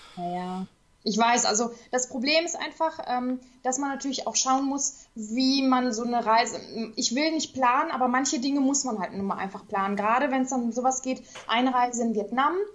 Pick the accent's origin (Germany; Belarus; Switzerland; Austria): Germany; Duisburg, North Rhine-Westphalia; ich komme aus Duisburg, bin auch noch hier äh, ja, ich wohne immer noch hier